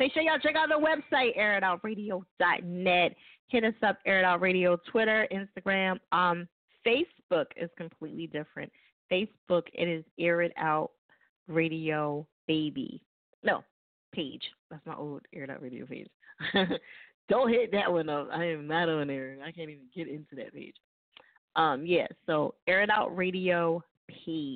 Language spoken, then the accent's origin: English; New Jersey, United States; moved away; also born or lived in Lancaster, California / Palmdale, California / Los Angeles / Little Rock; I'm originally from Jersey